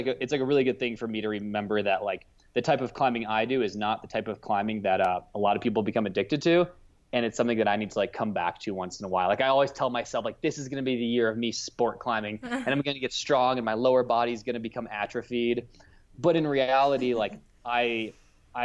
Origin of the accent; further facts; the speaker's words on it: outside of Cleveland, Ohio, United States; moved away as an adult; now in Salt Lake City, United States; I'm from Ohio